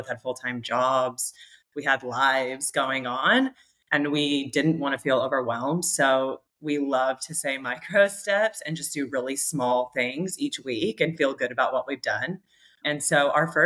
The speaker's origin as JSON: {"language": "English", "region": "California", "country": "United States", "also_born_or_lived": "Australia", "moved": "as an adult", "said": "we're both American from California"}